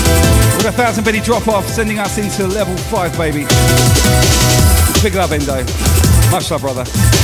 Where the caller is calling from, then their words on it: Brisbane, Queensland, Australia; By the way, Joe, I'm streaming from Brizzy. G'day, mate.